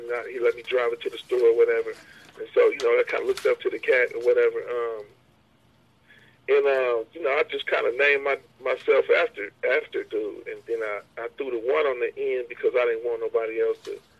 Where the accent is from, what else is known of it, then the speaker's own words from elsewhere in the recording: Hayward, California, United States; where I'm at, I grew up out on Hayward, we 5 minutes from Oakland, man, it's pimps all over the place